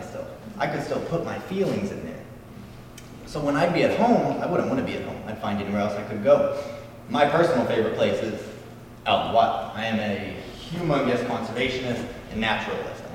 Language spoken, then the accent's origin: English; Louisville, Kentucky, United States; I'm from Louisville, Kentucky